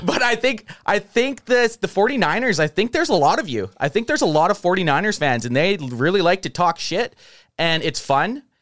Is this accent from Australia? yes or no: no; Canada; I'm from Canada